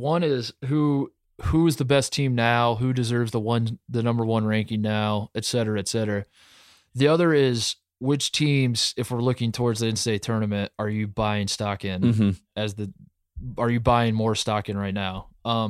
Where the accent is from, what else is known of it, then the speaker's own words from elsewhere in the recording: Indiana, United States; I grew up in Indiana.